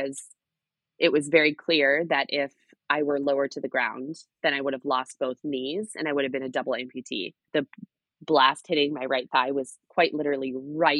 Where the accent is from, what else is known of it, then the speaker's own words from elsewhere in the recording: outside of Seattle, Washington, United States; moved away; I grew up right outside of Seattle, Washington